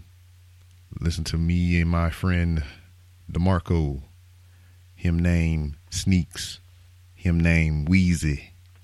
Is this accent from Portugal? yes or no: no; Lake Charles, Louisiana, United States; I am from Lake Charles, Louisiana.